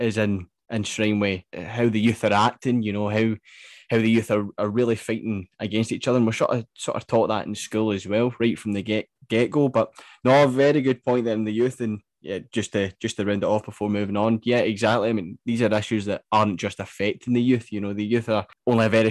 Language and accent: English; Scotland, United Kingdom; I was both growing up in Scotland